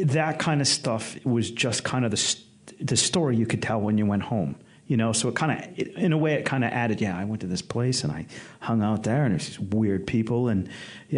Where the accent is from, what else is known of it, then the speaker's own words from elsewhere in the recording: United States; I'm American